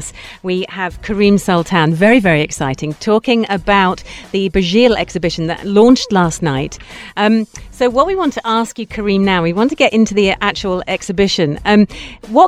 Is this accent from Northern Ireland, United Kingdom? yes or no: no; London, United Kingdom; moved away as an adult; now in United Arab Emirates; I'm from London. You probably don't realise I'm from London. So the museums and art galleries that you've just talked about were part of my childhood